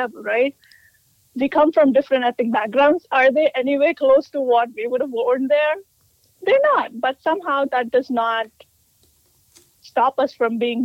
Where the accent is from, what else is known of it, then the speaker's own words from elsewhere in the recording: India; moved away as an adult; now in United States; I grew up in India, predominantly Hindu family